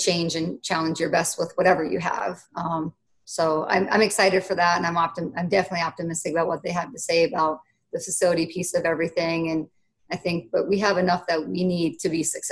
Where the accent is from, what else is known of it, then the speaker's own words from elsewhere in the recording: Minnesota, United States; moved away; I haven't always been in my home state, which is Minnesota